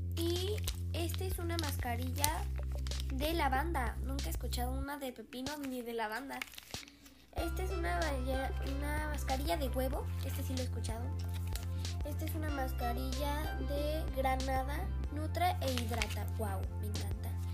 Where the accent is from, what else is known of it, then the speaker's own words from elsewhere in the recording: Mexico; Soy mexicana. Sí, soy mexicana